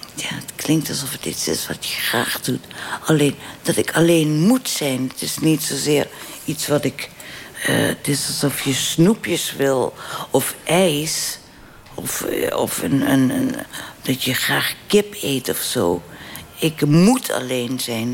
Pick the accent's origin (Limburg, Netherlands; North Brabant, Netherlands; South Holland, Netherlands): Limburg, Netherlands; moved away; ik ben weggegaan uit mijn geboortedorp en uit mijn land. Want Limburg is geen provincie, Limburg is een land